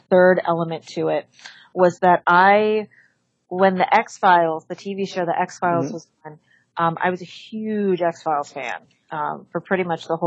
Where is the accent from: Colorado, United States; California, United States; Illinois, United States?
California, United States; Los Angeles; also born or lived in San Diego; I'm from Los Angeles, but I went to UC San Diego to get my undergrad, degree before I came back to LA for my master's and my doctorate